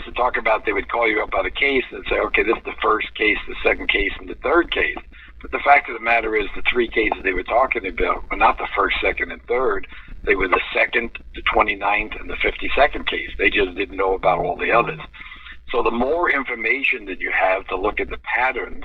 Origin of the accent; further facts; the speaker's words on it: New York City, New York, United States; growing up in New York City